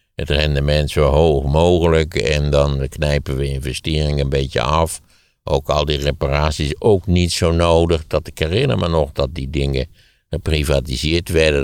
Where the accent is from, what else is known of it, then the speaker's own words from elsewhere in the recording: Wageningen, Gelderland, Netherlands; de plaats waar ik opgegroeid ben als voorbeeld geven, Wageningen